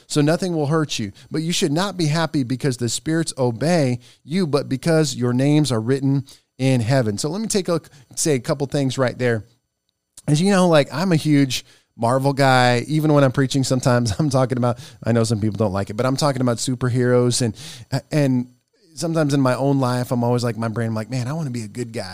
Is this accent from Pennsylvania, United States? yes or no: no; Nebraska, United States; moved away; My home state is Nebraska. And I was going home the last week